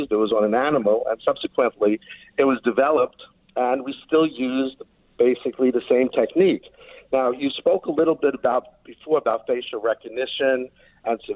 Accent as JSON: {"language": "English", "region": "New York", "country": "United States", "accent": "New York", "said": "you could probably tell from my accent, I'm a New Yorker."}